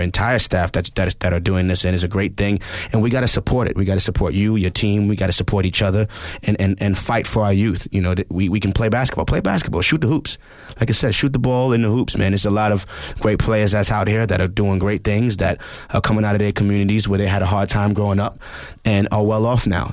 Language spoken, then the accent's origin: English; New York City, New York, United States; I'm from the Bronx. I'm from the Bronx, New York.